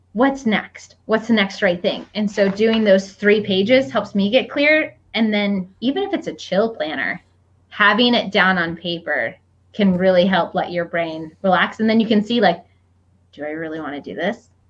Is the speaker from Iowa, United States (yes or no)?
yes; Iowa, United States; where I grew up in Iowa.